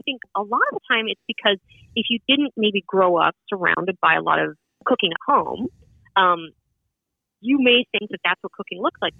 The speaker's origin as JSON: {"language": "English", "town": "Edmonton", "region": "Alberta", "country": "Canada", "moved": "yes", "lives_now": "Brooklyn, United States", "said": "I'm from Edmonton, which is way out west."}